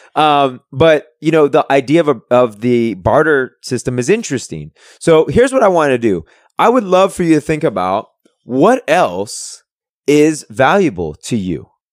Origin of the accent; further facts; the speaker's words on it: San Francisco, California, United States; moved away; I'm originally from San Francisco.